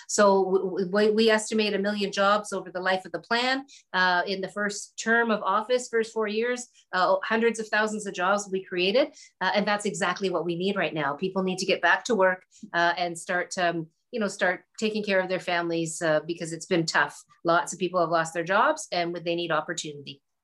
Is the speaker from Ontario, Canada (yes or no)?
yes; Hamilton, Ontario, Canada; I come from Hamilton, which is a, you know, it's a working class industrial type of city. Uh, we've now transitioned our economy to other things. But when I was growing up, there was um, you know, there was a lot of struggles